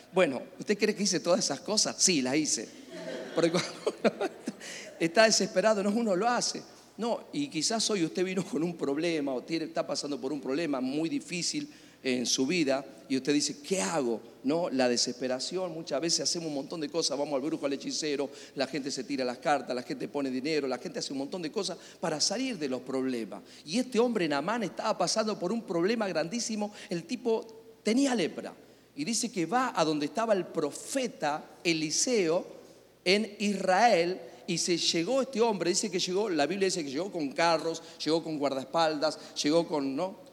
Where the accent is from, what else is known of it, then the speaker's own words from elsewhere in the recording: Argentina; Soy argentino.